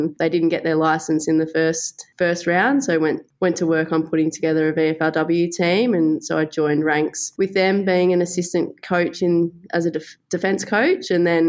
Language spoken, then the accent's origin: English; Warrnambool, Victoria, Australia; also born or lived in Melbourne; I grew up in Warrnambool on a dairy farm about 20 minutes outside of Warrnambool, and then moved, as many people do in the country, moved to Melbourne to study university.